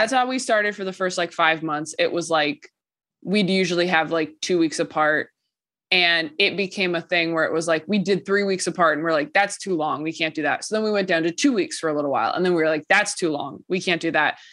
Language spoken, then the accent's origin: English; California, United States; I'm from California